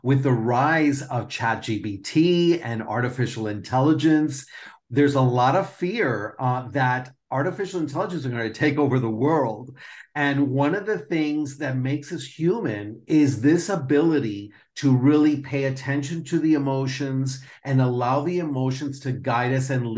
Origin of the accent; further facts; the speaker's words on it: Miami, Florida, United States; moved away as an adult; also born or lived in Perth, Australia; now in Spain; I'm a native from Miami, and I have lived in a couple different places in the world that I also call home, like Perth, Australia, and now Spain.